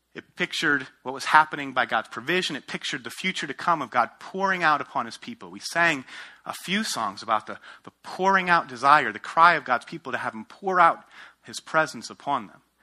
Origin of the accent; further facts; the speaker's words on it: outside of New York City, United States; moved away as an adult; also born or lived in Ohio / Denver, Colorado; I grew up outside of New York City, went to school at Ohio State, planted a church in Denver, Colorado